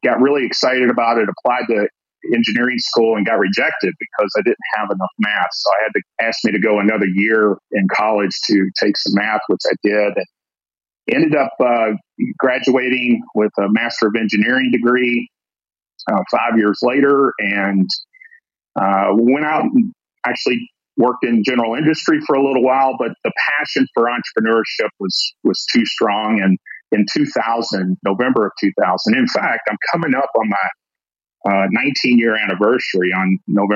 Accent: Kentucky, United States; I'm born and raised in Kentucky. I actually grew up in a rural county in Kentucky

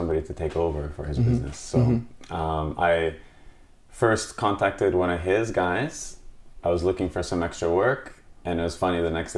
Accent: Calgary, Alberta, Canada; also born or lived in Poland; From Canada, Calgary.

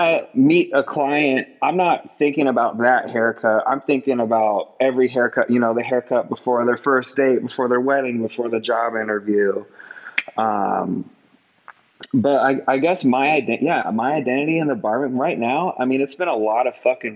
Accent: Lakewood, Colorado, United States; I'm from Lakewood, Colorado

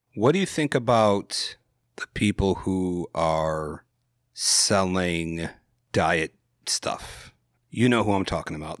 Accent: Wisconsin, United States; I'm from Wisconsin.

